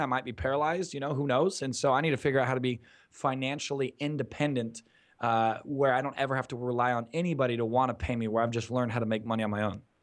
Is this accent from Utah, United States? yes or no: no; Newport Beach, California, United States; being born and raised in Southern California, specifically Newport Beach, Orange County, California